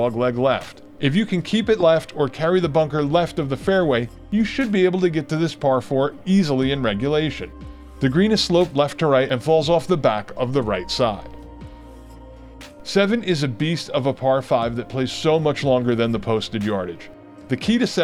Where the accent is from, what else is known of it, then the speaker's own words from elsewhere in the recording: Northeast, United States; now in Southern Pines, United States; many courses I grew up with in the Northeast